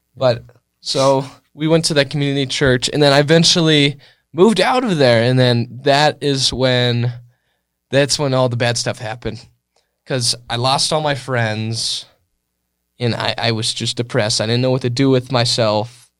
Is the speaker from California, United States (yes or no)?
yes; California, United States; I was born in California, and I was raised